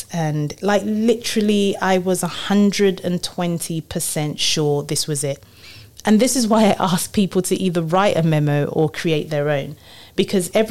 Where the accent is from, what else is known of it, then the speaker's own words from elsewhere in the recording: Nigeria; moved away; also born or lived in London; I was born in London, but really grew up in Nigeria